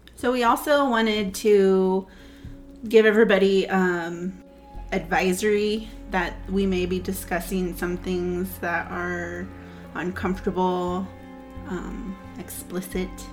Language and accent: English; California, United States; we're from the Kumeyaay and Maidu tribes in California.